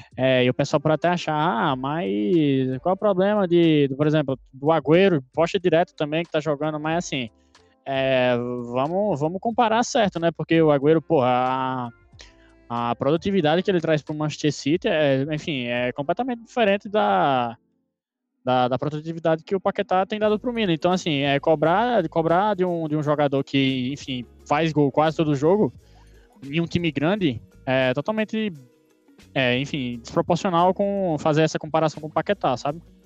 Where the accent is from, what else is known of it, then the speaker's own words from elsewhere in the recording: Brazil; eu sou brasileiro